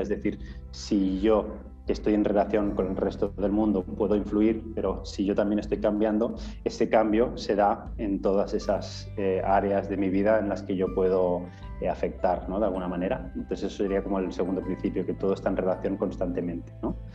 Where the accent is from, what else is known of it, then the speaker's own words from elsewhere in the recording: Menorca, Balearic Islands, Spain; soy de Menorca, una isla pequeñita